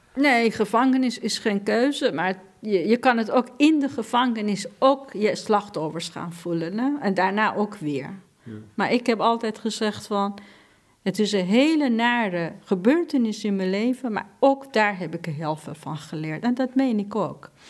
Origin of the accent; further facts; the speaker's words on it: Iran; Dutch is a second language; now in Netherlands; in Iran, in een land waar ik ben geboren